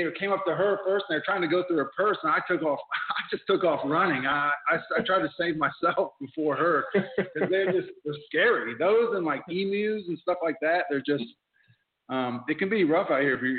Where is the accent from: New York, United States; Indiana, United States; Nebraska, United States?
Indiana, United States; accent: Indiana twang; moved away as an adult; now in Melbourne, Australia; growing up in Indiana